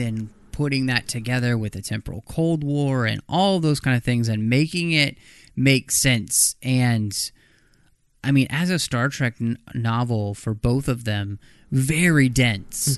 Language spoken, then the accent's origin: English; Dallas, Texas, United States; moved away; also born or lived in Minnesota; I grew up in Dallas